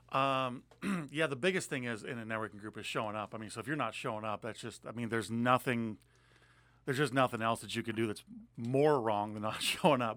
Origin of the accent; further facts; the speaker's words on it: Montana, United States; moved away as an adult; now in Pierce County, Washington, United States; I grew up in Montana, um, came out here with a United States Air Force